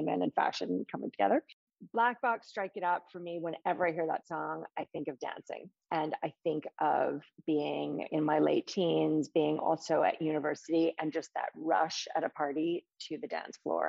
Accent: New York City, New York, United States; moved away as an adult; now in London, United Kingdom; I grew up in New York City with my parents and a younger sister

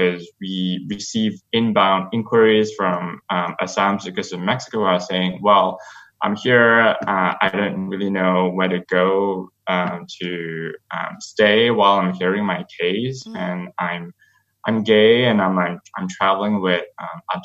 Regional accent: Malaysia; moved away as an adult; now in United States; I am a gay asylum seeker who grew up in Malaysia

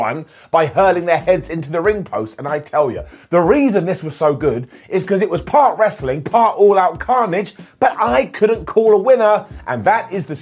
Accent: United Kingdom; I am a British person

